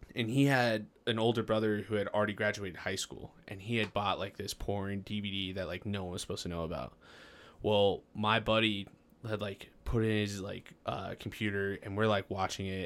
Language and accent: English; Farmington, New Mexico, United States; I grew up in Farmington, and it was one of the first, uh, or we were part of the first classes, uh, in middle school that received laptops.